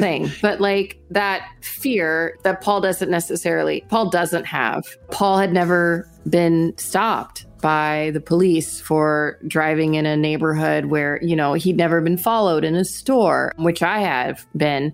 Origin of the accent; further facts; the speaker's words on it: Houston, Texas, United States; I'm from Houston. My family is a working class family